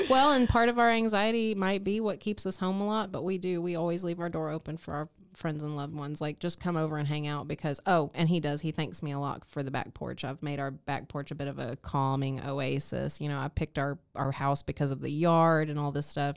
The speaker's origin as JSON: {"language": "English", "region": "East Texas", "country": "United States", "tie": "born or raised there", "moved": "yes", "said": "my hometown of East Texas"}